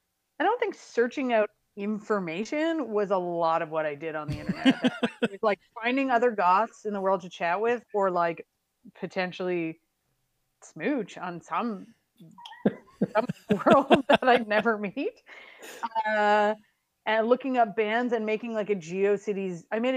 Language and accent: English; Saskatoon, Saskatchewan, Canada; growing up in Saskatoon